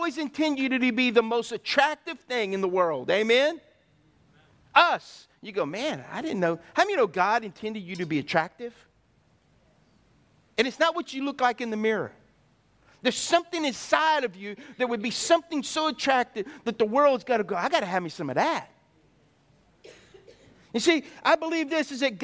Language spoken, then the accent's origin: English; United States; I'm an American